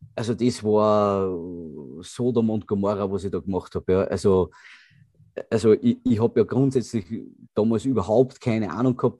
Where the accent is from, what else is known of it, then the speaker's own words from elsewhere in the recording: Grafenwörth, Lower Austria, Austria; es gibt niemanden in Grafenwörth, der mich nicht kennt